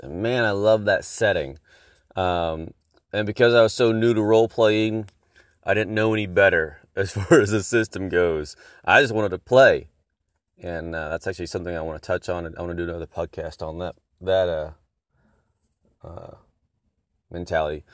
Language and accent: English; Texas, United States; I am from Texas